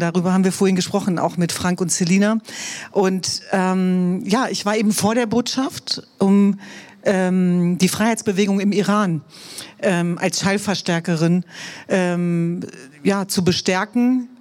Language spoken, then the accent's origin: German; Hanover, Lower Saxony, Germany; German is a second language; Wir sind aber glücklicherweise in Hannover zur Welt gekommen